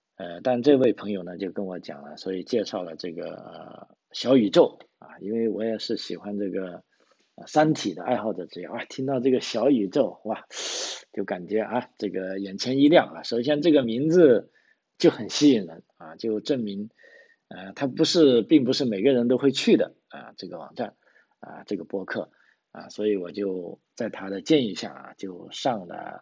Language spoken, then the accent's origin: Chinese; Guangzhou, Guangdong, China; moved away as an adult; now in Australia; 我是从广州来的